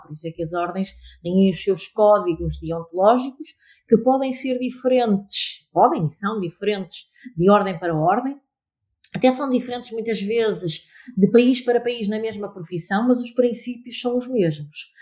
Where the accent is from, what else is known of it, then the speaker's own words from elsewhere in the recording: Amarante, North, Portugal; also born or lived in Lisbon; now in Porto, Portugal; Amarante é a minha terra, eh, não vivo em, em Amarante, eh, atualmente